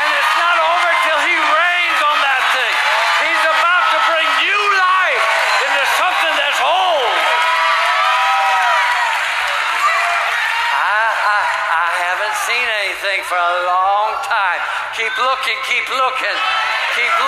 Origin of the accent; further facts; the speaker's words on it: Ohio, United States; also born or lived in Michigan; now in Tulsa, United States; I was raised in Ohio, born in Michigan, raised in Ohio